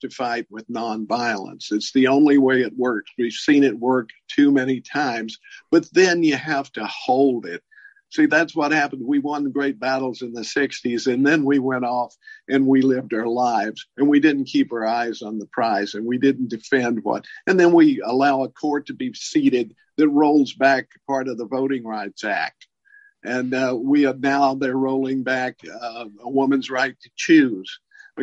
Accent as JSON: {"language": "English", "region": "Tennessee", "country": "United States", "tie": "born or raised there", "said": "Tennessee, my home state"}